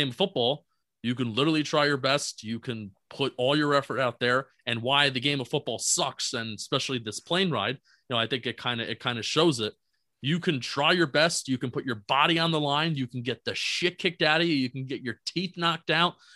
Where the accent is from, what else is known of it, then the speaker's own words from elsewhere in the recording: New Jersey, United States; I'm from Jersey